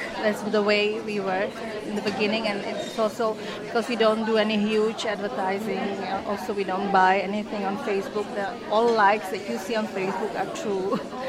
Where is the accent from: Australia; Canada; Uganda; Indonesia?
Indonesia; I was born here, and this business, well, it's because I'm from Indonesia originally, and there was no Indonesian restaurant here